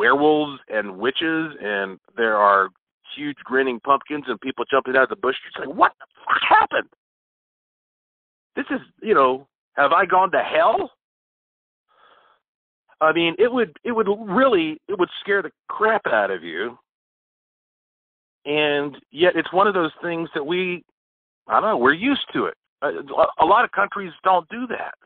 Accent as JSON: {"language": "English", "town": "Asheville", "region": "North Carolina", "country": "United States", "tie": "born or raised there", "said": "I was born right here in Asheville, North Carolina"}